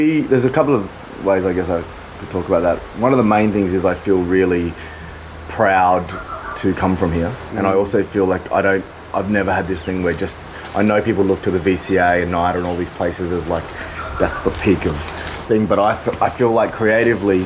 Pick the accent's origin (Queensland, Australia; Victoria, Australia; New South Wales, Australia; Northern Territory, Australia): Northern Territory, Australia; Darwin; accent: Australian; moved away as an adult; also born or lived in Adelaide / Melbourne; growing up here